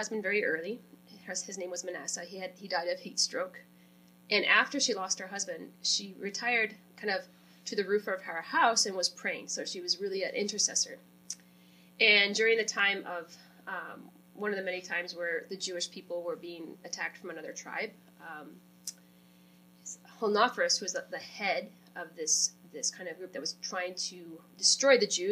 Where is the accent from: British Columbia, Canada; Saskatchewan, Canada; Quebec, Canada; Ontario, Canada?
Saskatchewan, Canada; Brabant Lake; moved away; I'm from Brabant Lake, Saskatchewan, Canada